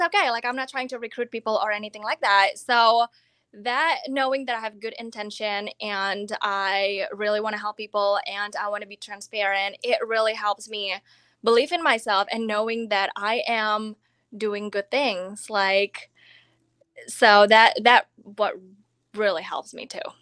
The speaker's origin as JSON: {"language": "English", "country": "Indonesia", "second_language": "English", "moved": "as an adult", "lives_now": "Florida, United States", "said": "I'm already from Indonesia. I came to America, I came to college in two thousand twelve"}